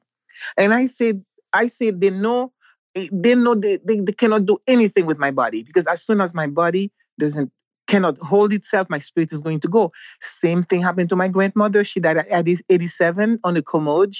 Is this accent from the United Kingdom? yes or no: no; Haiti; moved away as an adult; also born or lived in Mexico / Jamaica / San Diego, California, United States; Growing up in Haiti